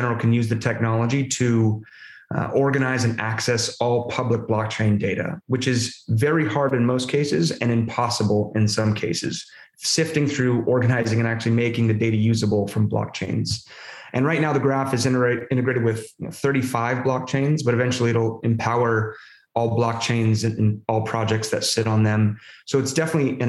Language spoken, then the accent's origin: English; Southern California, United States; moved away; I was born in Southern California, kind of a rough and tumble kid.